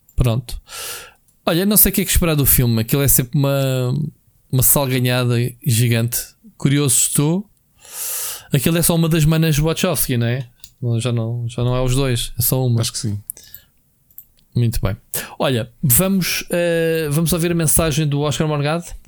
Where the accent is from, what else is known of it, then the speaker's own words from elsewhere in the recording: Portugal; eu sou português